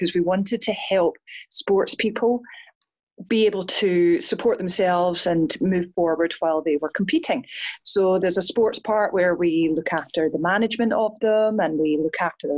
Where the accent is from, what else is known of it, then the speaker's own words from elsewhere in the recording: Scotland, United Kingdom; I'm Scottish